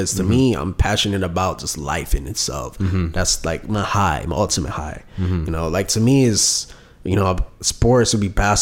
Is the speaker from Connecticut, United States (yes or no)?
no; New York City, New York, United States; I'm from Brooklyn, New York